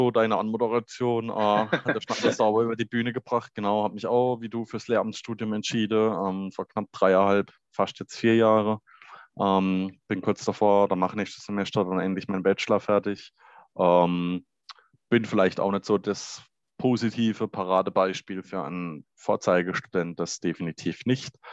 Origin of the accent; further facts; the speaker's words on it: Baden-Württemberg, Germany; wir sind ja beide aus Baden-Württemberg.